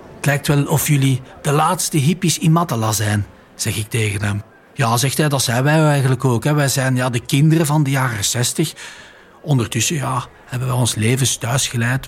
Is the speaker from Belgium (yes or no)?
yes; Flanders, Belgium; Wij komen uit België. Wij zijn Vlamingen op tour door de Middellandse Zee.